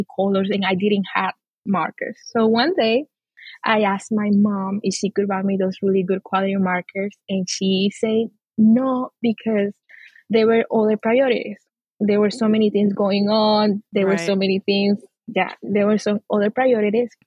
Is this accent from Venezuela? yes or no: yes; Amazonas, Venezuela; now in Texas, United States; So I'm from the Amazon, Venezuela. The Amazon in Venezuela, I'm indigenous. I grew up in a Christian family with my parents and my sister